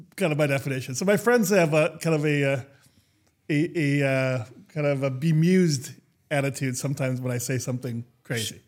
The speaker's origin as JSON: {"language": "English", "region": "Minnesota", "country": "United States", "tie": "born or raised there", "said": "I grew up in Minnesota."}